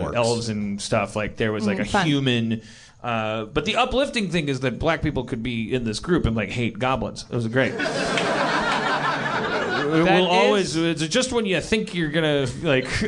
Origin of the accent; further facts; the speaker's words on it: Wisconsin, United States; I'm from Wisconsin